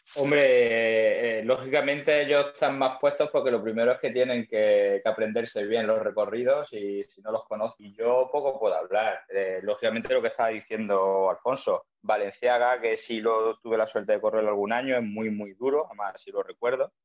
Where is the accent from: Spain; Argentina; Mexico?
Spain; Zújar, Andalusia; yo soy de, Zuja, además ahí presumimos de ser el corazón de, dicho Geoparque